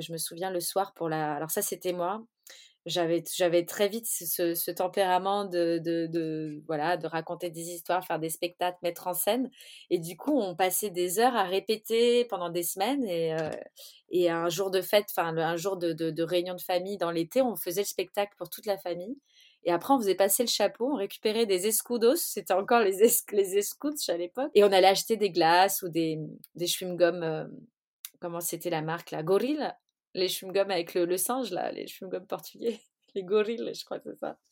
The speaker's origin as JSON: {"language": "French", "town": "Montreuil", "region": "Île-de-France", "country": "France", "tie": "born or raised there", "also_born_or_lived": "Paris", "said": "j'ai décidé de quitter ma banlieue au lycée. J'ai quitté Montreuil."}